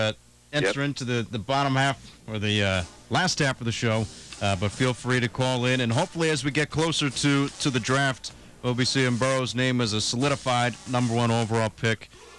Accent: New Jersey, United States; I'm from the East Coast. I'm from New Jersey.

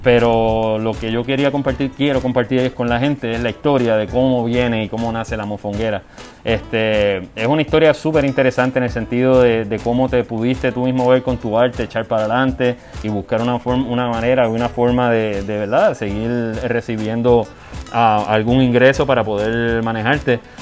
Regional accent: Puerto Rico; la comunidad de nosotros los puertorriqueños

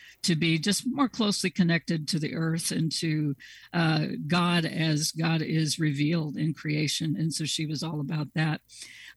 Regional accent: Southeast Kansas, United States; accent: twang; moved away; I grew up in Southeast Kansas, and I guess the twang is coming back.

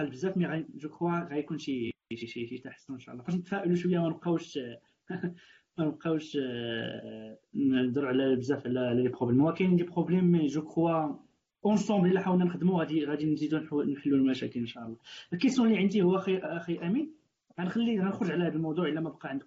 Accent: Morocco; عقليه عقليه ديال ديالنا كمغاربه

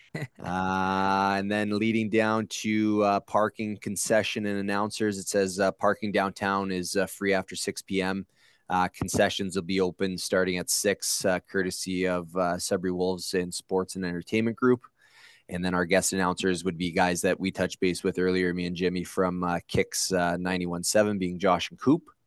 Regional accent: Sudbury, Ontario, Canada; born and raised in Sudbury

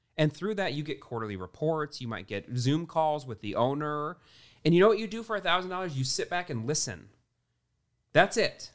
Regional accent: Midwest, United States; I grew up in the Midwest, meat and potatoes

